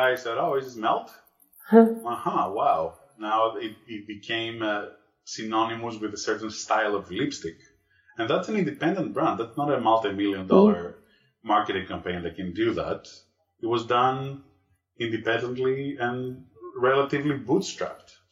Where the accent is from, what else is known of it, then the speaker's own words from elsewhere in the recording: Greece; moved away; I'm originally from Greece.